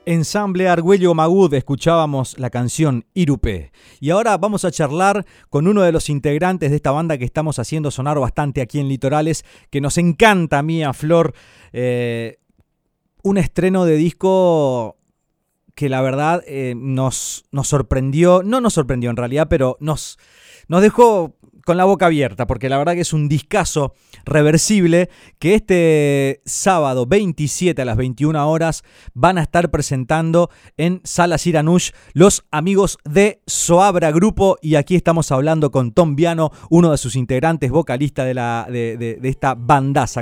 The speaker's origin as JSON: {"language": "Spanish", "town": "Santo Tomé", "region": "Corrientes", "country": "Argentina", "moved": "yes", "said": "Santo Tomé, de mi tierra hermosa"}